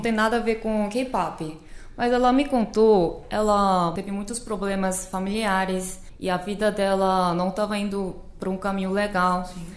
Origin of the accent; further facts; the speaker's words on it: South Korea; Portuguese is a second language; moved away as an adult; now in Fortaleza, Brazil; sou da Coreia do Sul e estou ensinando coreano aqui em Fortaleza